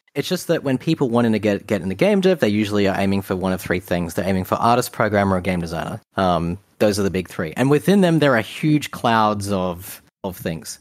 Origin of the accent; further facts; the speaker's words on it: Australia; Being an Australian